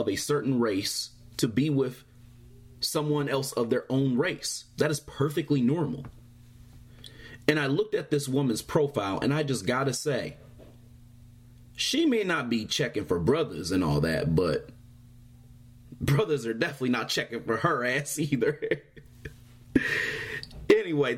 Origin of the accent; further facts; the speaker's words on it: Michigan, United States; my home state